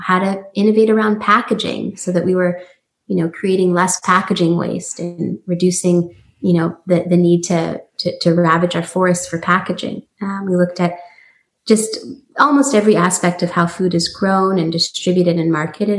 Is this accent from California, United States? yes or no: yes; San Francisco, California, United States; also born or lived in New York; move back to the Bay Area, you know, which is my hometown, San Francisco